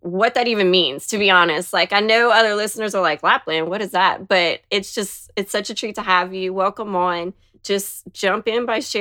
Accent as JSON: {"language": "English", "region": "Louisiana", "country": "United States", "said": "I'm from Louisiana"}